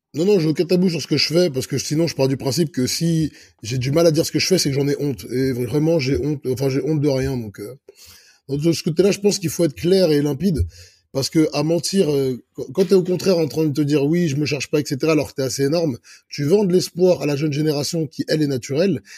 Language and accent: French; Clichy, Île-de-France, France; also born or lived in Egypt (ancestry); je suis né à Clichy-la-Garenne. Là, je suis français d'origine égyptienne